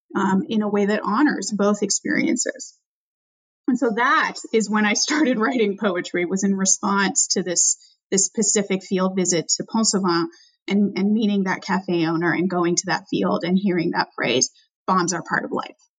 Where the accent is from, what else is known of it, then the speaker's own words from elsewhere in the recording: Albany, California, United States; my hometown, Albany, California